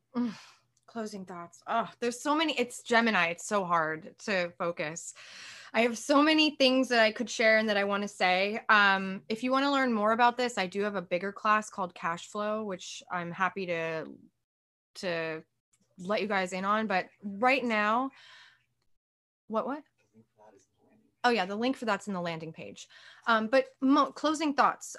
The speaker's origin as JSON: {"language": "English", "country": "United States", "said": "as an American"}